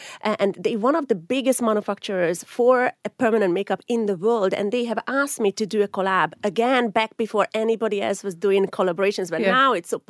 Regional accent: Hungary; moved away as an adult; now in Ireland; Now, I'm originally from Hungary, but I have been here for 24 years. So I have spent more time here than I spent in Hungary. So Ireland is my absolute home.

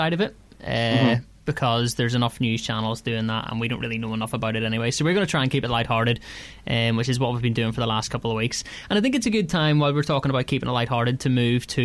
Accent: Ards, Northern Ireland, United Kingdom; I'm from Ards.

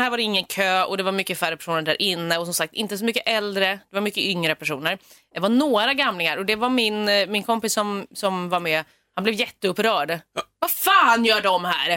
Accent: Stockholm, Stockholm County, Sweden; jag är stockholmare

